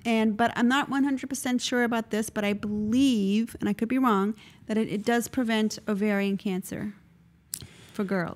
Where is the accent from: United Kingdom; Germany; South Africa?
South Africa; moved away; when I grew up in South Africa